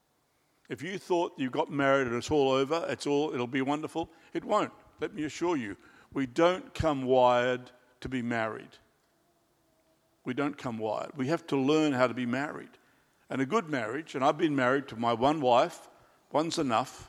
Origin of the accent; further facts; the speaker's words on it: Australia; now in Christchurch, New Zealand; I'm an Australian by birth